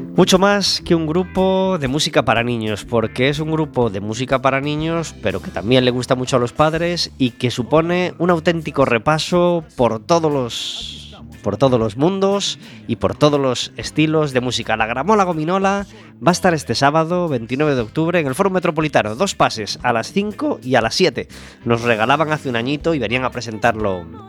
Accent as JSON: {"language": "Spanish", "region": "Galicia", "country": "Spain", "said": "Somos los gallegos"}